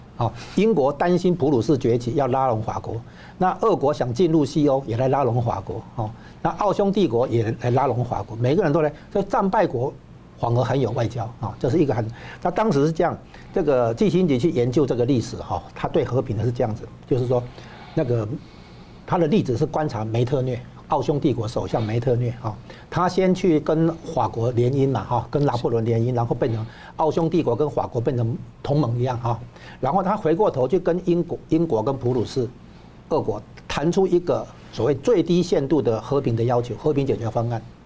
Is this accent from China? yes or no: no; Taiwan; 我们台湾这边